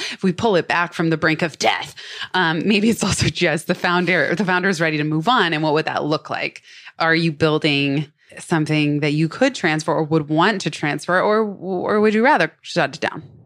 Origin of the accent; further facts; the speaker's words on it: Silicon Valley, San Francisco, and Palo Alto, California, United States; I'm actually from Silicon Valley, San Francisco, and Palo Alto.